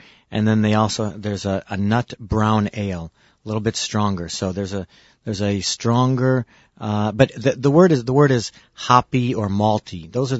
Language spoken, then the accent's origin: English; Midwest, United States; accent: Midwestern; That's my Midwestern accent.